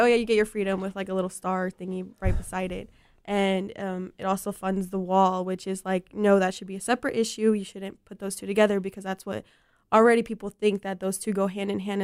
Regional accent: Mexico; moved away; I was born in Mexico, so I definitely identify, um, with that community

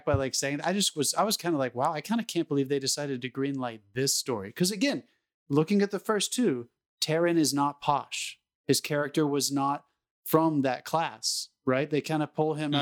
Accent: United States; I'm speaking as an American

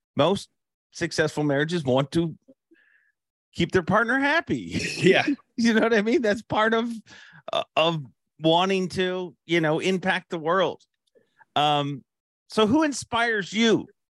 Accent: Canada; we're both Canadian

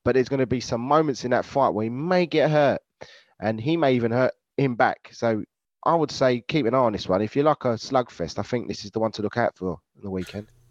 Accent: United Kingdom; we're British

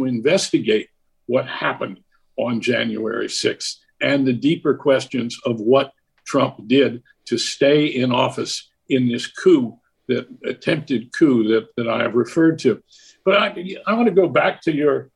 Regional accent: Washington, District of Columbia, United States; also born or lived in Maryland suburbs; my native city of Washington and the suburbs where I moved when I was 11 years old

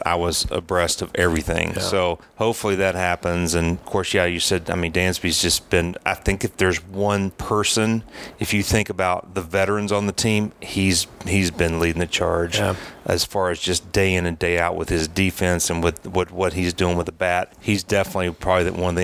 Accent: Knoxville, Tennessee, United States; moved away as an adult; also born or lived in Atlanta / Oakland; I grew up in Knoxville, come here to Atlanta

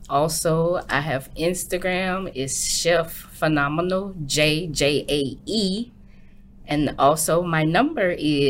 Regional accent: Louisiana, United States; now in Euless, United States; We're from Louisiana.

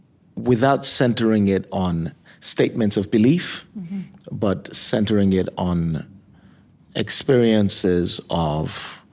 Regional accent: Nigeria; also born or lived in Michigan, United States; now in Kalamazoo, United States; So when I was born in Michigan, I was baptized there. I was in Nigeria for 17 years, and in the interim, I got even more religious than what my upbringing was.

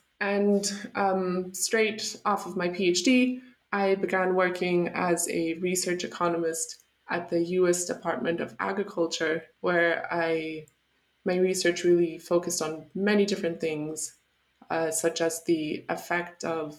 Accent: United States; born there; I'll start with the fact that I was born in the United States to German parents. So I have dual citizenship.

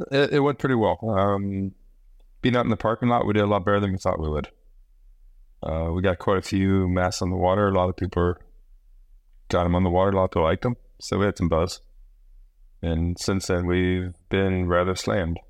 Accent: Midwest, United States; moved away as an adult; also born or lived in Indiana; now in Maui, United States; I was born and raised in the Midwest, was living back in Indiana

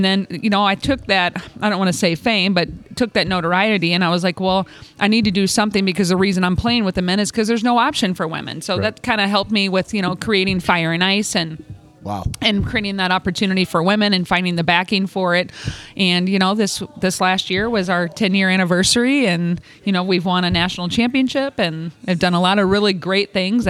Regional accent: Alton, Illinois, United States; I'm from Alton, Illinois, and that's where I played in high school.

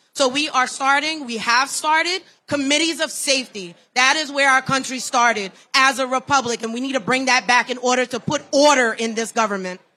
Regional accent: New York City, New York, United States; I'm from New York City, Queens, New York

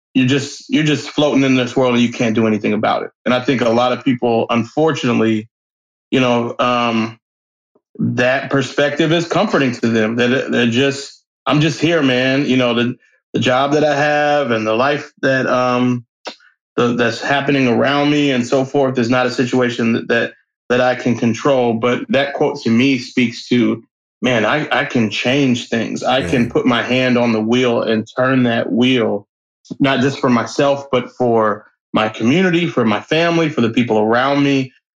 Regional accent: Nashville, Tennessee, United States; also born or lived in Xenia, Ohio; So I grew up in Nashville, Tennessee, but then moved to a little town called Xenia, Ohio, close to Yellow Springs, where Dave Chappelle grew up.

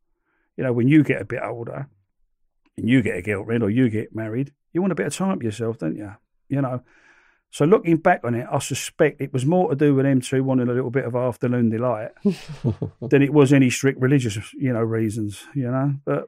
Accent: London, United Kingdom; accent: Cockney; It was almost as if they knew I was a Cockney, you know. I was from London.

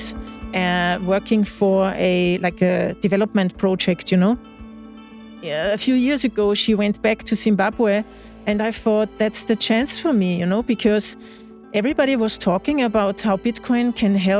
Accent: Eastern Austria, Austria; also born or lived in Vienna; So I'm in from the eastern part of Austria. I was born 60 kilometers away from Vienna in a small town with 50,000 inhabitants.

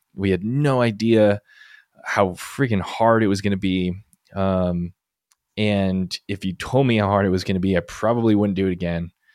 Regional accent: Lancaster, Pennsylvania, United States; moved away; also born or lived in Colorado; I grew up in Pennsylvania.

